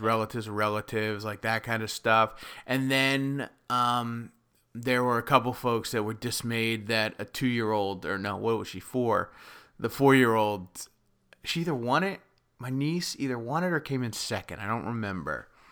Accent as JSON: {"language": "English", "country": "United States", "said": "coming from, like, the New York, New Jersey metro area"}